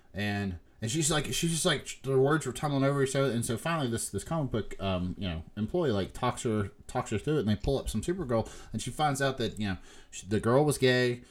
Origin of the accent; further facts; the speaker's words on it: Huntington, West Virginia, United States; moved away; we're from Huntington, West Virginia